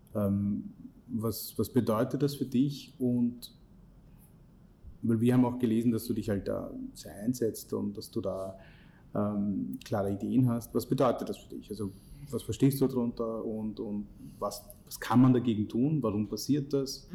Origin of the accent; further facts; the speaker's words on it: India; now in Austria; ich bin in Indien geboren und aufgewachsen